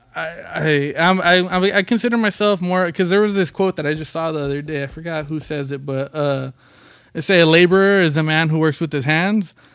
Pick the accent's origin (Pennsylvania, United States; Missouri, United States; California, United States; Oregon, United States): California, United States; Long Beach; also born or lived in Compton, California; we grew up in Long Beach and Compton